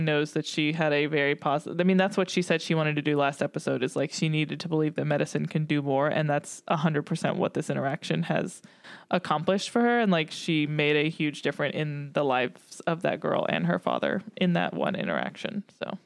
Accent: the South, United States; growing up in the South

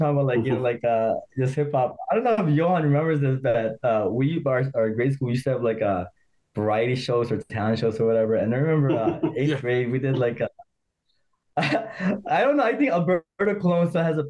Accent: Chicago, Illinois, United States; growing up in Chicago, in the city, Humboldt Park.

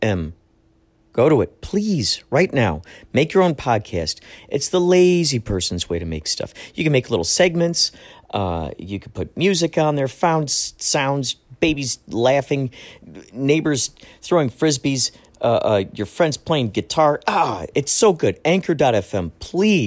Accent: Chicago, Illinois, United States; now in California, United States; I'm originally from Chicago

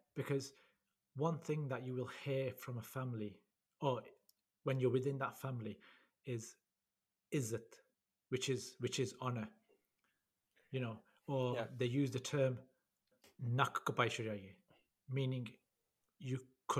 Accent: United Kingdom; we were born here. But we are classed as second-generation migrants because we were born to the first generation.

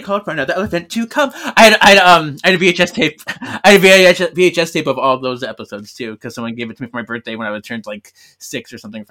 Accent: Milwaukee, Wisconsin, United States; I'm from Milwaukee

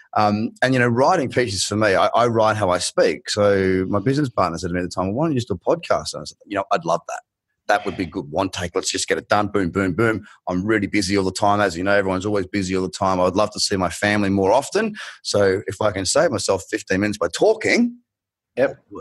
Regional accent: Australia; accent: thickest Australian; moved away; you've got the thickest Australian accent

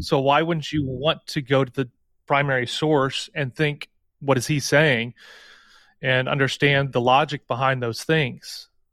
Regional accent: St. Louis, Missouri, United States; I'm from Saint Louis

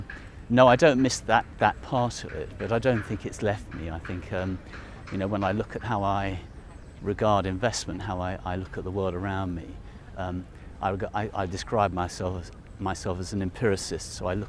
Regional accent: London, United Kingdom; I'm a Londoner. I think it's a real privilege to live in London

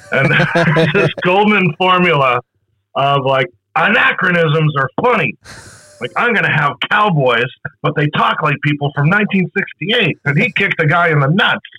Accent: Boston, Massachusetts, United States; I'm a heretic for as a Bostonian here

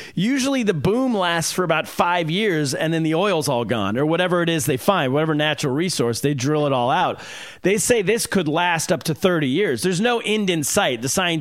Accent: California, United States; I'm from California

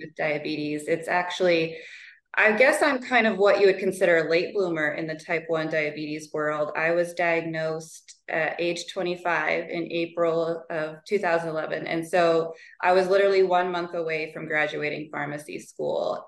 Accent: Montana, United States; step in as manager in my hometown pharmacy

